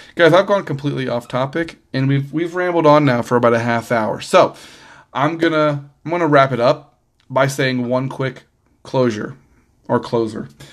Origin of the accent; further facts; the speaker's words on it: Missouri, United States; I was born in Missouri